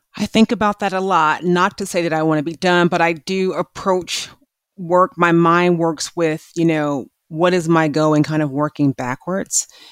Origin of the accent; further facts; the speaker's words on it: Milwaukee, Wisconsin, United States; my hometown of Milwaukee, Wisconsin